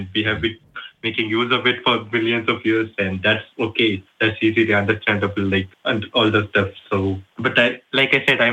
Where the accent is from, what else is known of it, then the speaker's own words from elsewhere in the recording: India; I'm from India. It's around 2 a.m. here